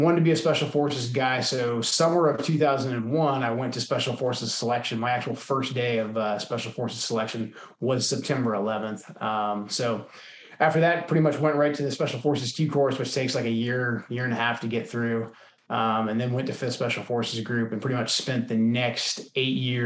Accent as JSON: {"language": "English", "town": "Portland", "region": "Oregon", "country": "United States", "tie": "born or raised there", "moved": "as an adult", "said": "I'm from Portland, Oregon originally, which is like the most non-military place you can grow up."}